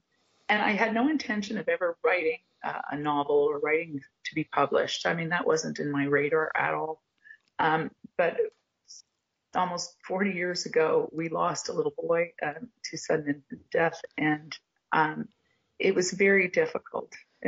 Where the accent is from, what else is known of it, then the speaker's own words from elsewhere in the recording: Montreal, Quebec, Canada; now in Cape Breton Island, Canada; But basically, I moved to Cape Breton Island from Montreal, and I started writing letters home.